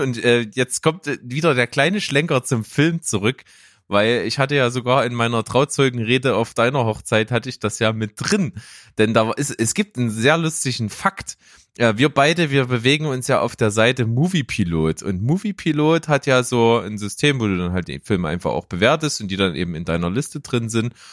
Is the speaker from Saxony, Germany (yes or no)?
yes; Naunhof, Saxony, Germany; now in Leipzig, Germany; Ich war selber noch Naunhofer. Ich komme ja aus Naunhof, ist ja so ein kleiner Ort äh, weg von Leipzig, so in der Nähe von Grimma